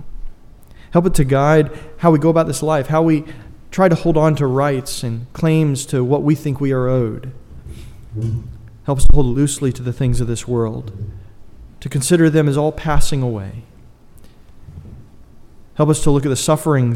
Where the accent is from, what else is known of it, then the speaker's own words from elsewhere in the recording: United States; I'm an American.